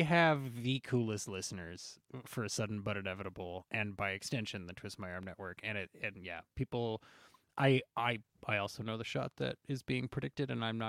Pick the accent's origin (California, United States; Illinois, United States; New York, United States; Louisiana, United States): New York, United States; Queens; I always say, I'm from Queens.